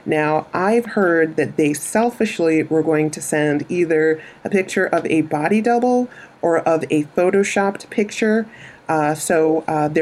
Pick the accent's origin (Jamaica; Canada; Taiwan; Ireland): Jamaica; I'm Jamaican